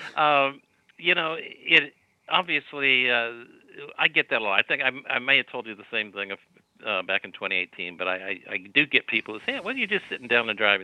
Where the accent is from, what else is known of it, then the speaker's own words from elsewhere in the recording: Dayton, Ohio, United States; now in Sacramento, United States; I was growing up in Dayton, Ohio